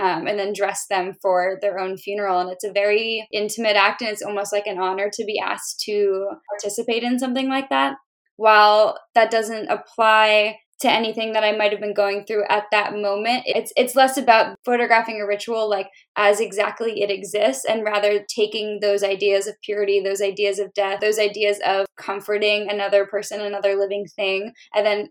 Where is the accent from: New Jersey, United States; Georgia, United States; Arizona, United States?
New Jersey, United States; moved away; also born or lived in Pittsburgh / the South; I grew up in New Jersey and I also lived in Pittsburgh for a long time